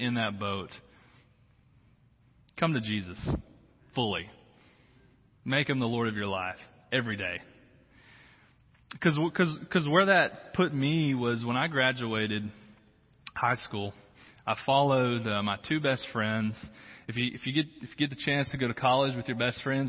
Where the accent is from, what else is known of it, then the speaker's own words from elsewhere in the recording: Harrison, Arkansas, United States; moved away; Harrison, Arkansas. That's where I grew up.